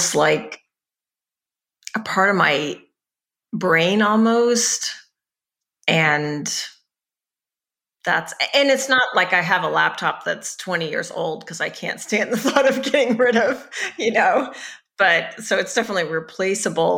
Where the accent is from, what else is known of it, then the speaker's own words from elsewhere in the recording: Southern Missouri, United States; I grew up in Southern Missouri where it is hot in the summer